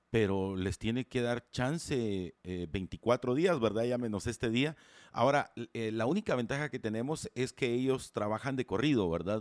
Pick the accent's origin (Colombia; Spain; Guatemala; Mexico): Guatemala; somos todos los guatemaltecos